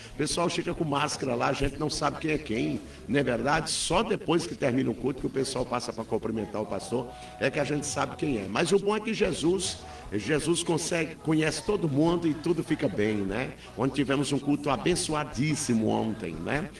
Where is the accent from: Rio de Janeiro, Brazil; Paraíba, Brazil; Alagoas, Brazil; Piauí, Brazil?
Paraíba, Brazil; now in Parobé, Brazil; pertinho da minha terra aí, né? Nós somos paraibano